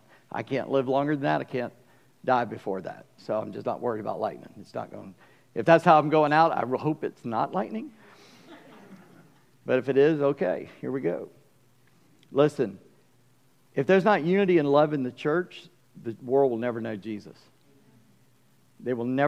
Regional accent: Charleston, United States; I grew up in Charleston and I used to sit on the front porch with my mom

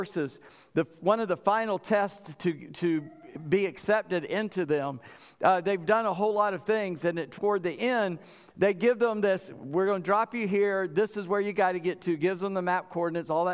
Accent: Charleston, South Carolina, United States; moved away; also born or lived in Suffolk, Virginia; I grew up in Charleston.

